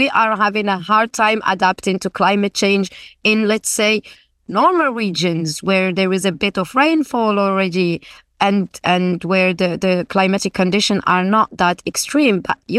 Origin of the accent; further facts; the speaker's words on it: Guelmim-Oued Noun, Morocco; I'm from the Gulmim region. I grew up there.